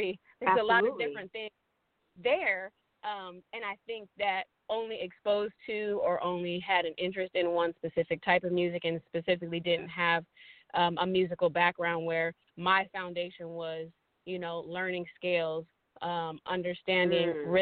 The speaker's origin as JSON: {"language": "English", "town": "Sacramento", "region": "California", "country": "United States", "tie": "born or raised there", "also_born_or_lived": "Michigan", "lives_now": "Los Angeles, United States", "said": "I moved to California when I was in elementary school, and California has been my home ever since."}